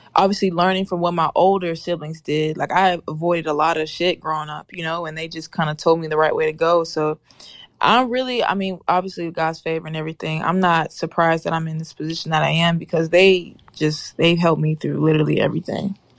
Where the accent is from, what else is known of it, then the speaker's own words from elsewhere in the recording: Nashville, Tennessee, United States; also born or lived in Memphis, Tennessee; I'm from Nashville